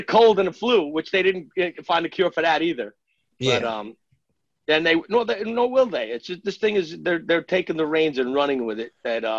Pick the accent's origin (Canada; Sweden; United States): United States; New York City, New York; we're both New Yorkers from Queens, born and raised.